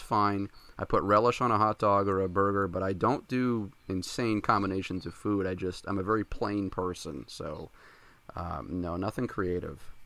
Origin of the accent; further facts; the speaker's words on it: New Hampshire, United States; I grew up in New Hampshire, um, born and raised